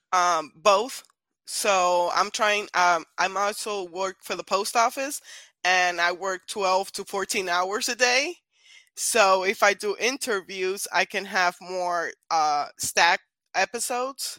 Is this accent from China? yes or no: no; Puerto Rico; moved away; I'm originally from Puerto Rico